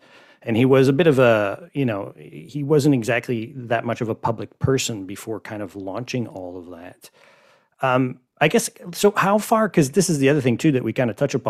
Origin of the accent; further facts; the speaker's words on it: Montreal, Quebec, Canada; for me anyways, I guess, from being from Montreal and Quebec and being a Canadian, kind of following all of this online